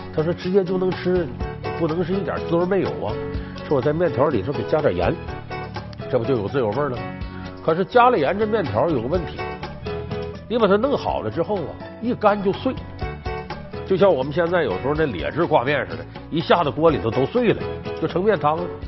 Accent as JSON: {"language": "Chinese", "region": "Northeast China", "country": "China", "tie": "born or raised there", "said": "我们东北老家酸菜味儿的"}